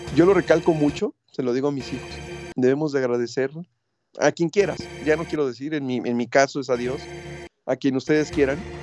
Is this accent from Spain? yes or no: no; Mexico; somos fuertes los mexicanos